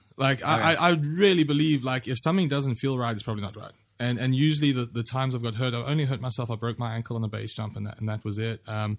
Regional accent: Durban, KwaZulu-Natal, South Africa; it's my hometown where I grew up. The best way to think of Durban is Hawaii.

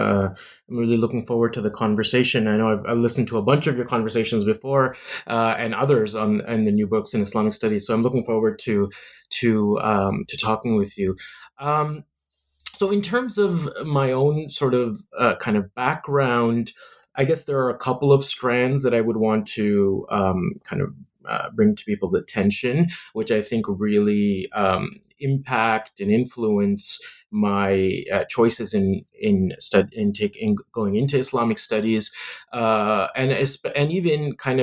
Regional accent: Canada; growing up in Canada

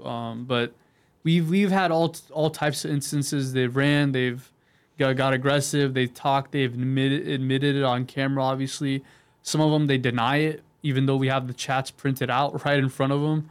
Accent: San Diego, California, United States; I grew up all over San Diego, but I'm from North uh, North County right now

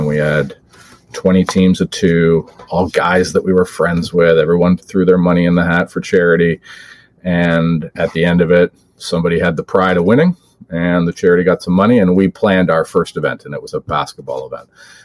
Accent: Oakville, Ontario, Canada; I was running a hospital campaign for my hometown hospital in Oakville

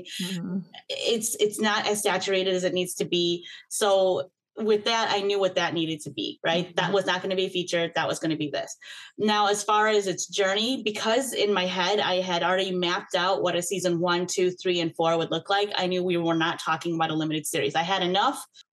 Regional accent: Michigan, United States; now in Chicago, United States; I grew up in Michigan suburbia

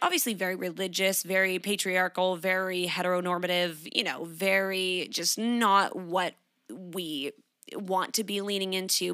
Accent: Canada; moved away as an adult; now in Sydney, Australia; I grew up in Canada. I currently live in Sydney, Australia. I've been here for four years.

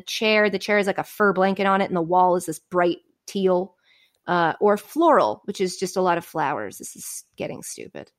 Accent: Framingham, Massachusetts, United States; moved away as an adult; also born or lived in New York area; now in New Jersey, United States; that's where I'm from

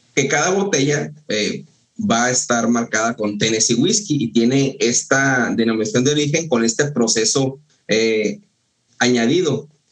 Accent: Mexico; yo que soy de, de Ascensión, de La Shona

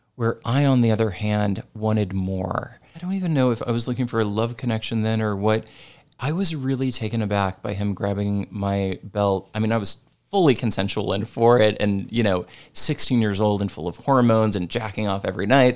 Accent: St. Louis, Missouri, United States; I grew up in Saint Louis, Missouri, in the suburbs

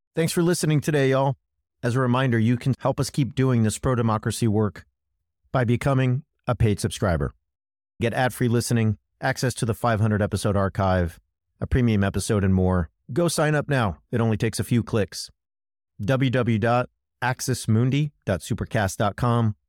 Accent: United States; as an American

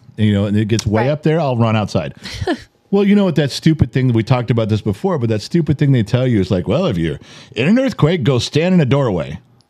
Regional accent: Southern California, United States; We grew up in California, Southern California's

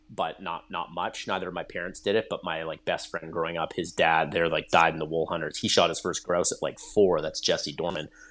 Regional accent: Nanaimo, British Columbia, Canada; I grew up on Vancouver Island in British Columbia

